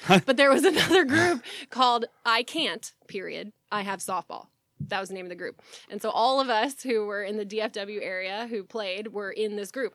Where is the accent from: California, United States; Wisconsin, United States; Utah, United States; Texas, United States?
Texas, United States; growing up in Texas